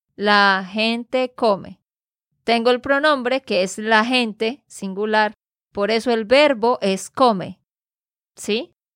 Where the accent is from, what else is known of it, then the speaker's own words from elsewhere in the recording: Santander, Colombia; de Santander, Colombia